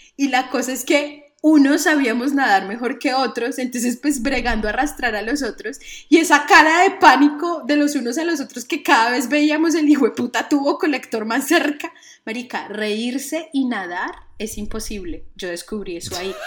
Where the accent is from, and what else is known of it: Colombia